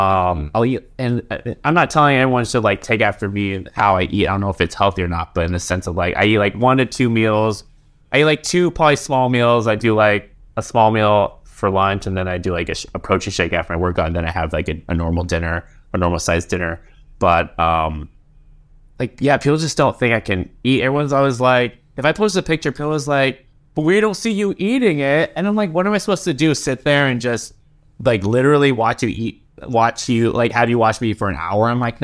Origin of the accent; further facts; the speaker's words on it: Seattle, Washington, United States; I was born in Seattle.